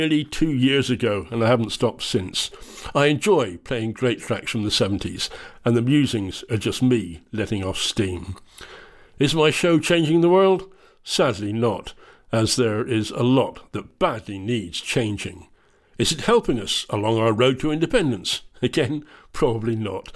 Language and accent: English; England, United Kingdom; moved away as an adult; now in Scotland, United Kingdom; I'm English. I lived in England for the first 32 years of my life